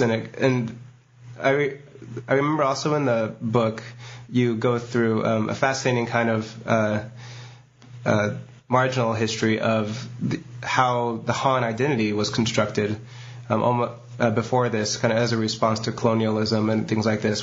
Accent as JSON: {"language": "English", "country": "United States", "said": "as an American"}